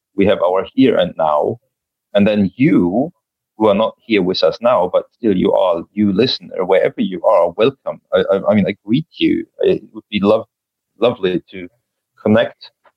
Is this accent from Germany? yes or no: yes; Germany; now in Joensuu, Finland; I was born in Germany